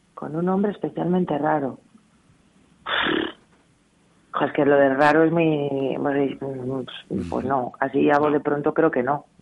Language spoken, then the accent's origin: Spanish; Amurrio, Basque Country, Spain; moved away as an adult; now in Madrid, Spain; tengo ahí a mi amurrio que cada mes, mes y medio subo a ver a mi familia porque yo soy muy de mi gente y de mi tierra